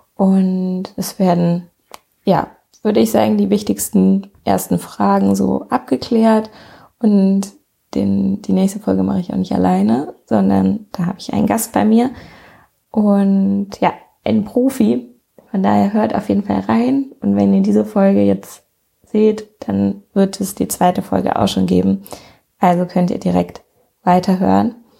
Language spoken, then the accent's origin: German; near Bonn, North Rhine-Westphalia, Germany; ich komme aus der Nähe von Bonn